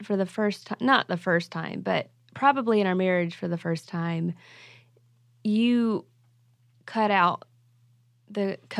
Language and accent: English; Arkansas, United States; We're from Arkansas, everybody.